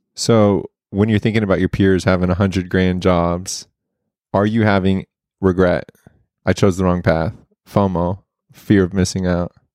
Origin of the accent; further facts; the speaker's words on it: Oklahoma, United States; growing up in Oklahoma, everybody wants to go to O U.